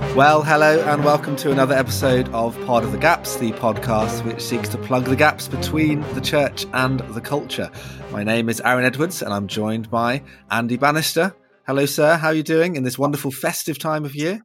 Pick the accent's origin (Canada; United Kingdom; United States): United Kingdom; as a British person